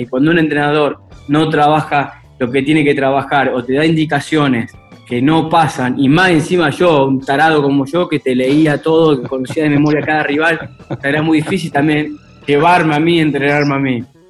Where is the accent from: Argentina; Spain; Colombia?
Argentina; Rufino, Santa Fe; also born or lived in Venado Tuerto; yo nací en Rufino, venado torto